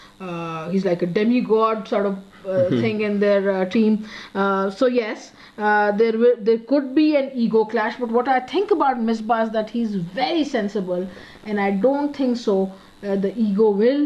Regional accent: Peshawar, Khyber Pakhtunkhwa, Pakistan; we are from Peshawar

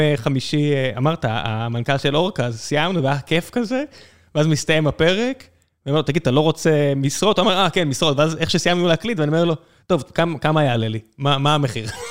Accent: Beersheba, Southern District, Israel; אני גדלתי באר שבע

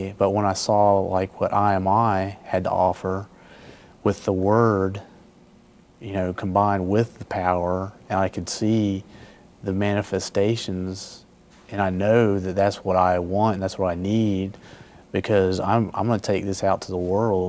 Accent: the South, United States; You know, I grew up in the South.

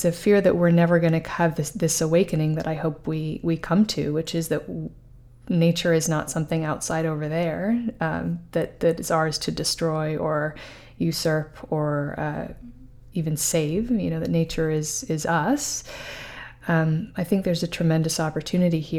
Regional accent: New York City, New York, United States; I was raised in Manhattan

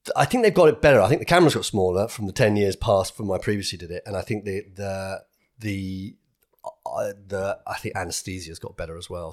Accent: United Kingdom; being British

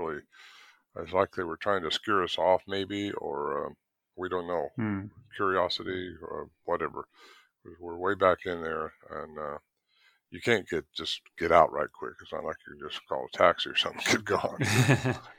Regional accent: Northern California, United States; also born or lived in Merced, California; So I grew up in Northern California, and moved down to a place called Merced in the San Joaquin Valley

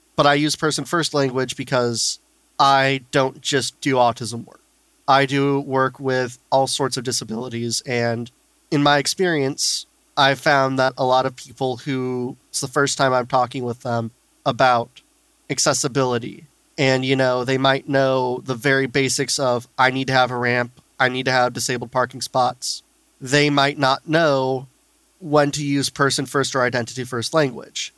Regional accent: St. Louis, Missouri, United States; I grew up in St. Louis and they have the wonderful special school district

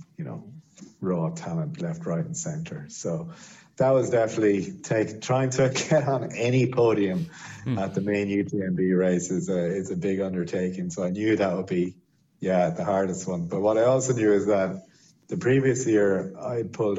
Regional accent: Ireland; being Irish

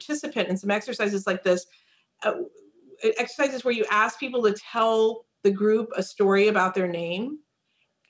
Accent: United States; also born or lived in India; I was 6 months old when my parents came to the United States

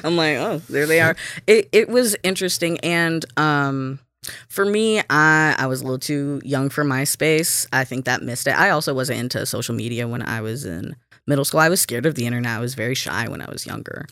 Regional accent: Alabama, United States; moved away as an adult; also born or lived in Kansas; now in Minnesota, United States; I was born in Kansas, um, but I grew up in Alabama.

